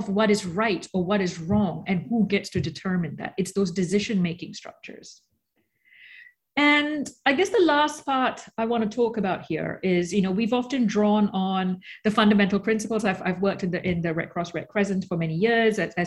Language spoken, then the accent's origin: English; Australia; also born or lived in Malaysia; now in New York, United States; I was born in Malaysia. I grew up in Australia. I now live in New York.